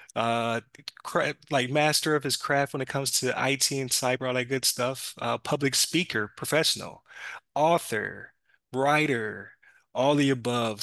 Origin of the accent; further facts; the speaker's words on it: Buffalo, New York, United States; moved away; I was from Buffalo